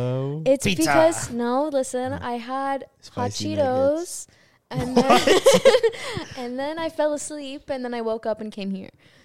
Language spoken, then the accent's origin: English; Southern California, United States; We already said we're from SoCal. We're not in LA.